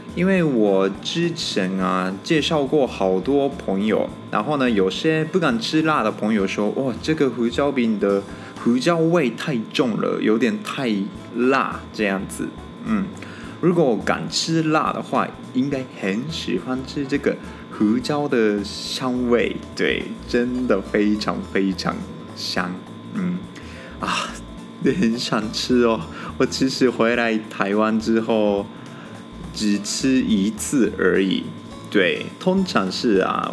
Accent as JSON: {"language": "Chinese", "country": "Japan", "second_language": "Chinese", "moved": "as an adult", "lives_now": "Taiwan", "said": "因为我是日本人嘛，我在日本玩过的地方并不多"}